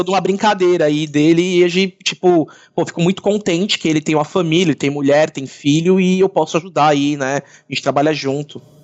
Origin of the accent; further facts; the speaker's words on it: São Paulo, Brazil; eu sou de Santana, Zona Norte